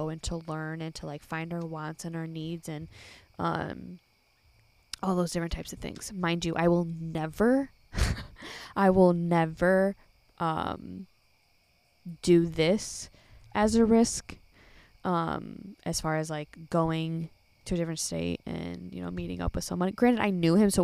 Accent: Chicago, Illinois, United States; accent: northern; I'm from Chicago.

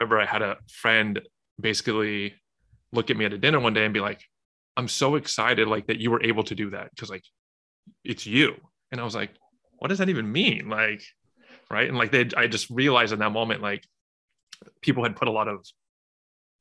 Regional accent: Southern California, United States; grew up in Southern California

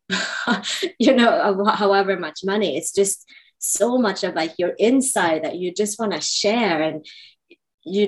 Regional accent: Sweden; moved away as an adult; also born or lived in Indonesia; now in New York, United States; growing up in Sweden

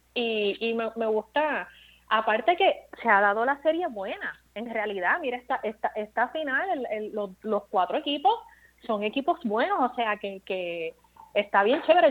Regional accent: Bayamón, Puerto Rico; moved away; also born or lived in Caguas, Puerto Rico; Mi pueblo es Bayamón después de Caguas, porque yo me crié entre, Caguas y Bayamón

